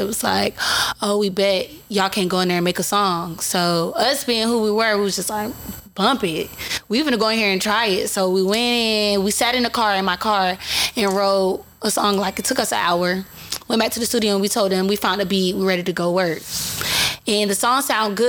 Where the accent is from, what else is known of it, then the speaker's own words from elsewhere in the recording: Sanford, Florida, United States; I'm from Sanford, Florida, Sanford. Which is Goldsboro. I'm from the front part of Goldsboro, which they call it Bokey